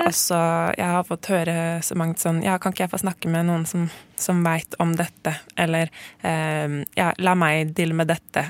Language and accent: Norwegian; Norway; jeg er født her i Norge